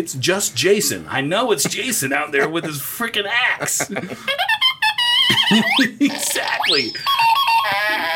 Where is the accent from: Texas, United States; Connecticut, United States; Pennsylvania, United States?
Texas, United States; I'm from Texas